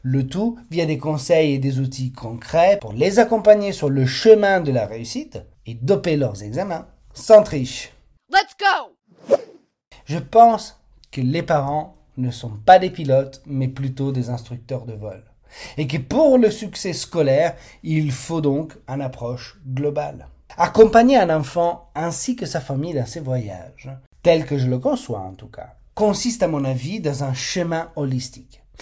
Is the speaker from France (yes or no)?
no; Italy; je suis italien et dans notre culture, les repas en famille sont bien plus que des moments de partage